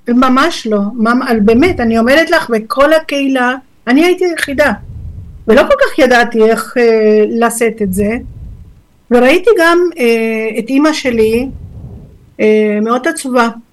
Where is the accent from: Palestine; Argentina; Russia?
Argentina; Hebrew is a second language; now in Israel; נולדתי בארגנטינה